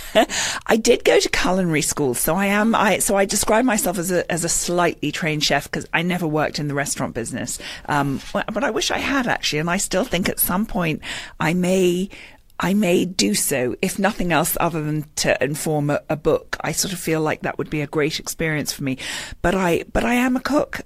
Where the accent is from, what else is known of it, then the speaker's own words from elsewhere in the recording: London, United Kingdom; moved away as an adult; now in Westport, United States; I was born in London, um, and I've been here for 16 years.